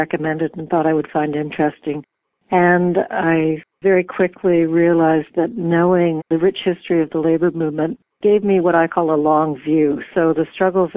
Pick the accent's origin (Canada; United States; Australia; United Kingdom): Canada; Vancouver, British Columbia; I grew up in Vancouver